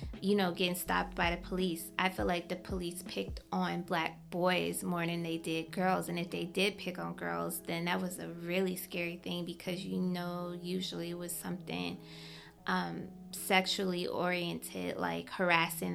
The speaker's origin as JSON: {"language": "English", "town": "Detroit", "region": "Michigan", "country": "United States", "tie": "born or raised there", "said": "I remember when we moved out to the suburbs from Detroit. Like, I remember going to high school"}